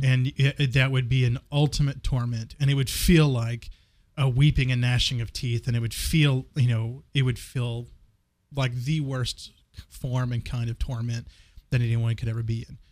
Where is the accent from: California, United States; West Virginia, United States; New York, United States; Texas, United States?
Texas, United States; West; I grew up in West Texas